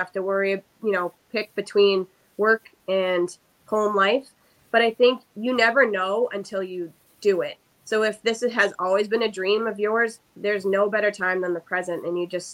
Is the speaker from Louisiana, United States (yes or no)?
no; Groton, Massachusetts, United States; now in Brookline, United States; I'm actually born and raised in Groton, Massachusetts, which is only 10 minutes from my current home in Brookline